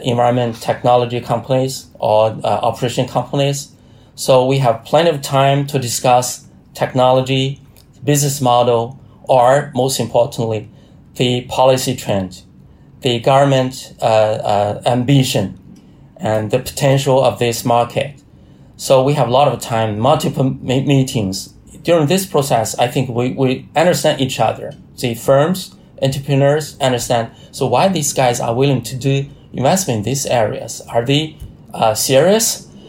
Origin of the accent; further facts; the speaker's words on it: China; research institute based in Hebei province. It's very close to my hometown.